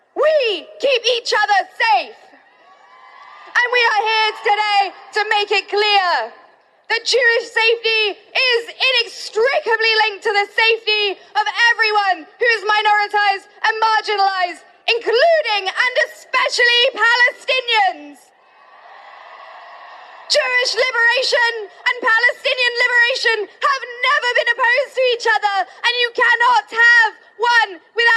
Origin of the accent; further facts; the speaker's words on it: United Kingdom; I'm also a British Bosnian